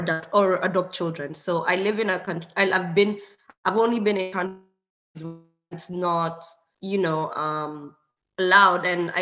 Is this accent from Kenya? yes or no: yes; Kenya; moved away as an adult; now in Hungary; Yeah. I'm from Kenya, but I live in Hungary now.